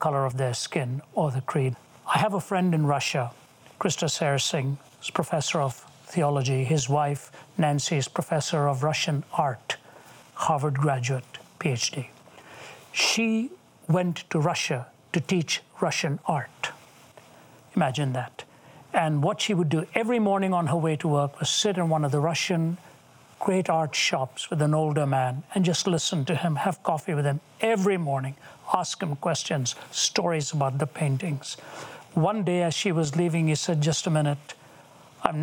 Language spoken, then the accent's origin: English; India; I don't see myself as an Indian anymore. I see myself as a child of God who happened to be given the privilege of a birth in Indian skin